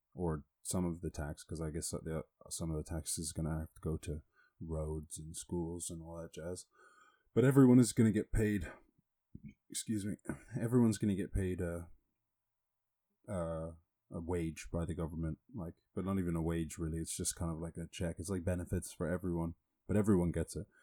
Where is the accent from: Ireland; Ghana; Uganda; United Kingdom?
Ireland; growing up in Ireland